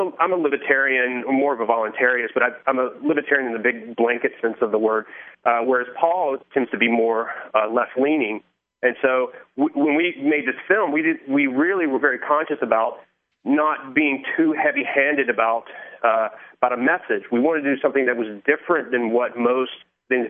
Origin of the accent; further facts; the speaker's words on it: the South, United States; moved away; I'm from the South originally